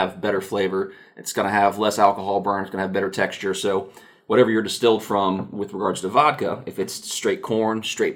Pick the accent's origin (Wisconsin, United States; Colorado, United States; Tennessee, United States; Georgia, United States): Tennessee, United States; Nashville; also born or lived in Gallatin, Tennessee; I'm born and raised in Nashville, one of the few actual local boys from Middle Tennessee.